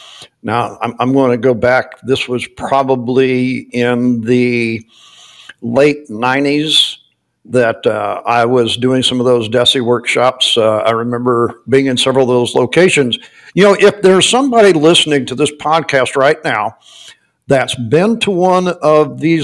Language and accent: English; Missouri, United States; moved away as an adult; now in Florida, United States; I am from Missouri